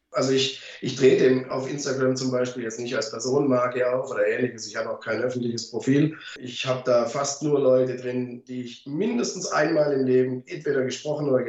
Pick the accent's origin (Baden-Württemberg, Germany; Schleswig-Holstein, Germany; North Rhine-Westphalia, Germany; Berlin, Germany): Baden-Württemberg, Germany; ich komme ja {S1} aus dem Schwabeländle und da spart man ja gern.